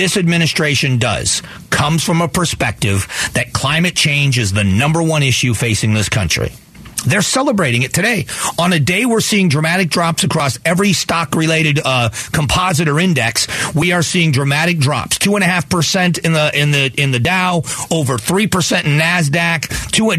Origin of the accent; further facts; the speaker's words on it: Southwest Florida, United States; now in Arizona, United States; Growing up in Southwest Florida, where I did